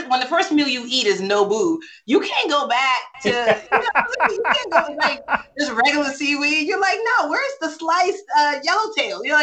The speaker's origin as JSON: {"language": "English", "country": "Nigeria", "said": "I did a whole setup for my book tour driver because I'm"}